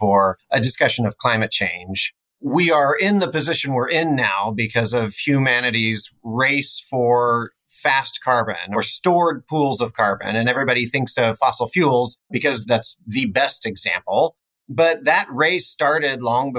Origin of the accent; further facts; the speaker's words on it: Smoky Hill region in central Kansas, United States; Our main operation is only about 3.5 miles from where I grew up as well in the Smoky Hill region in central Kansas.